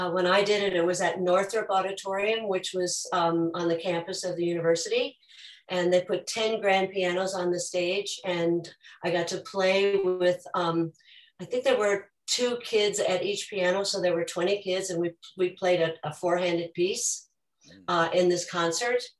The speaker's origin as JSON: {"language": "English", "region": "Minnesota", "country": "United States", "tie": "born or raised there", "said": "I grew up in Minnesota with a family that did a lot of singing"}